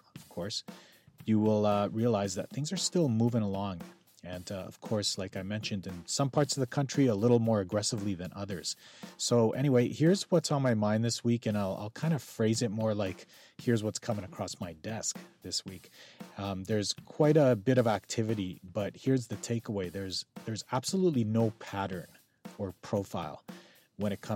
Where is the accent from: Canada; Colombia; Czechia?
Canada; Calgary, Alberta; now in Vancouver, Canada; born and raised in Calgary, currently living in Vancouver